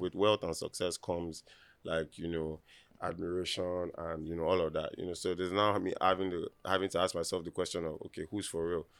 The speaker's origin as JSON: {"language": "English", "region": "Lagos", "country": "Nigeria", "said": "I, being from Nigeria"}